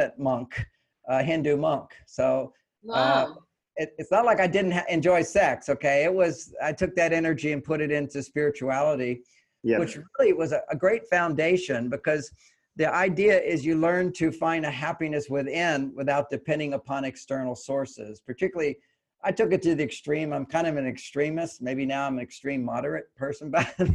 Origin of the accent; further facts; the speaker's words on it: Houston, Texas, United States; I was born in Houston, Texas.